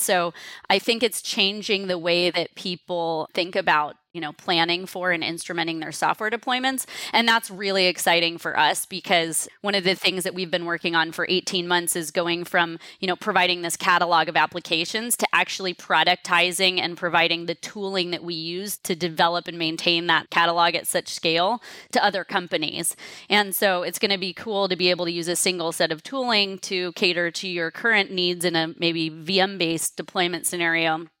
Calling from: San Francisco, California, United States; San Francisco where I'm calling in from

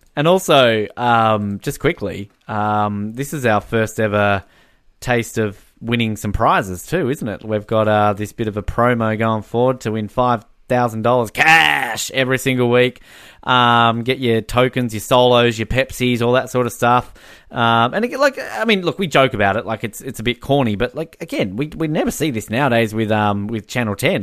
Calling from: New Zealand; I'm calling this from New Zealand

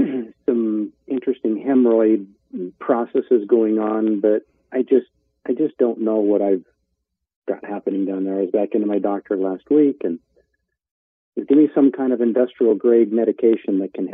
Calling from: St. George, Utah, United States; I'm calling you from St. George, Utah.

